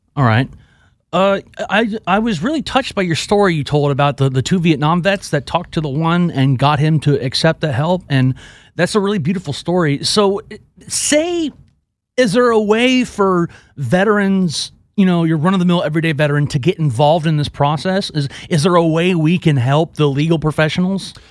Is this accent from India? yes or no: no; Houston, Texas, United States; my hometown of Houston